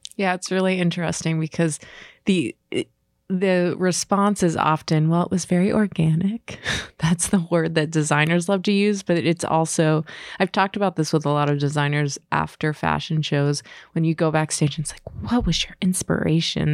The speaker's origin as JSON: {"language": "English", "town": "Pittsburgh", "region": "Pennsylvania", "country": "United States", "said": "I'm from Pittsburgh"}